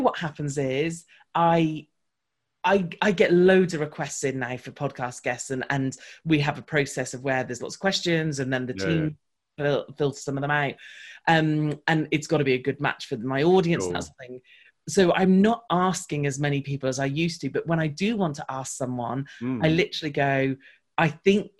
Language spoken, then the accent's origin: English; United Kingdom; because I'm British